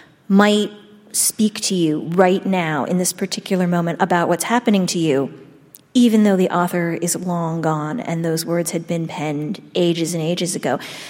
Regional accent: Shaker Heights, Ohio, United States; Susan Orlean and I actually grew up in the same hometown. You did? We're both from Shaker Heights, Ohio.

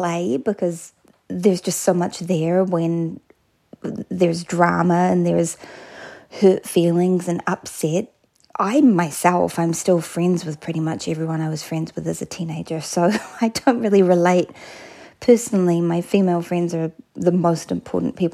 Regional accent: New Plymouth, Taranaki, New Zealand; I grew up in a town called New Plymouth in a province called Taranaki.

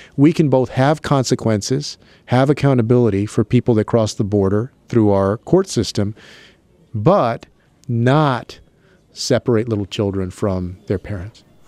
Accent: San Antonio, Texas, United States; my hometown of San Antonio

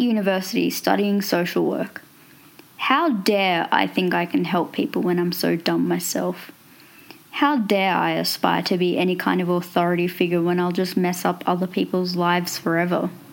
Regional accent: New South Wales, Australia; I'm 23 and from New South Wales in Australia

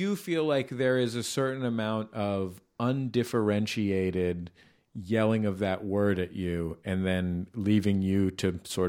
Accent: West Coast, United States; I didn't know a Puerto Rican American person until I was an adult. Because I'm from the West Coast.

